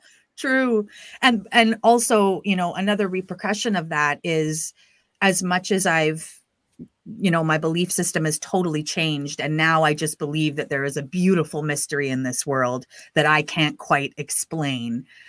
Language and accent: English; Prince Rupert, British Columbia, Canada; I grew up in the Pentecostal church in Canada, and I lived in a pretty remote town called Prince Rupert, which is way up the B C coast